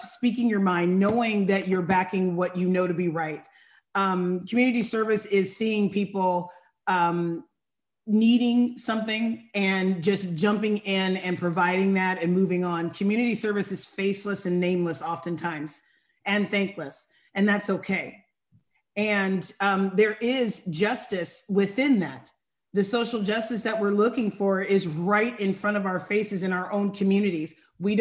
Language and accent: English; Sacramento area, Northern California, United States; I am from Northern California